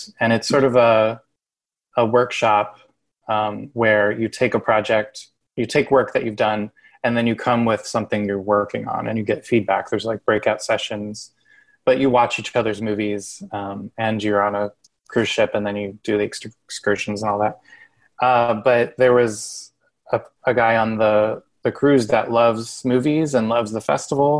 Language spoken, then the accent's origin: English; Illinois, United States; moved away; in Illinois, in my hometown